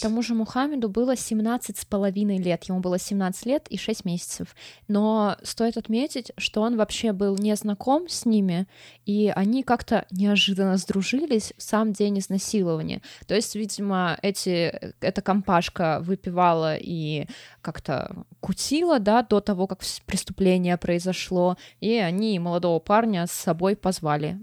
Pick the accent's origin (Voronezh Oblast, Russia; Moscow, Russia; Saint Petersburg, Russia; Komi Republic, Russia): Komi Republic, Russia; Pechora; Я, короче, из Печоры, и это позволяет мне унижать другие города, потому что хуже моего города найти, ну, сложно